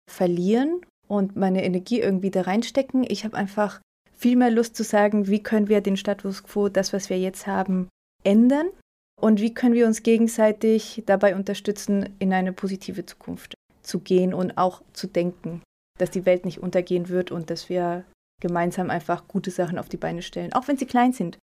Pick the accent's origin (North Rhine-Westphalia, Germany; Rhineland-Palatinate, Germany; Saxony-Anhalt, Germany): Rhineland-Palatinate, Germany; Mainz; Auch meine Heimat.